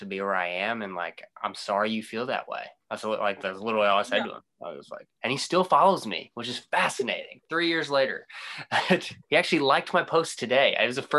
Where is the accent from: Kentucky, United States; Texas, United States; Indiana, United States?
Indiana, United States; Oakland City; now in Indianapolis, United States; I'm some kid from Oakland City